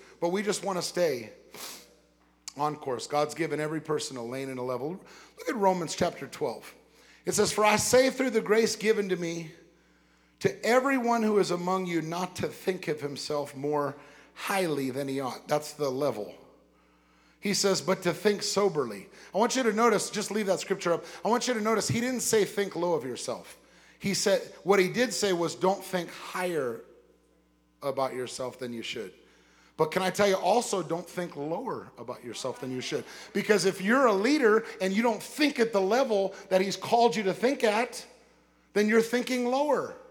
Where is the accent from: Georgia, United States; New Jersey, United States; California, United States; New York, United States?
California, United States; West Covina; I lived in West Covina, California.